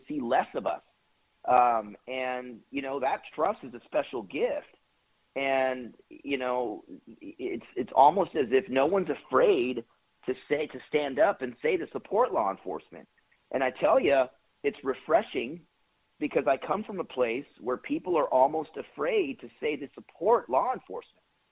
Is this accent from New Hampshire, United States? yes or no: no; California, United States; English is a second language; also born or lived in Puerto Rico / San Jose; I was born in Puerto Rico. I moved to California when I was young. I learned how to speak English there.